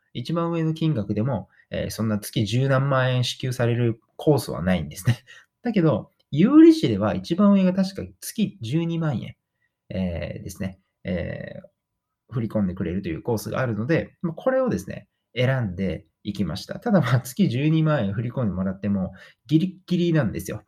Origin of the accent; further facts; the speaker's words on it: Kagawa, Japan; moved away as an adult; also born or lived in Osaka; 18歳の時に、えー、地元の香川県から大阪に出てきて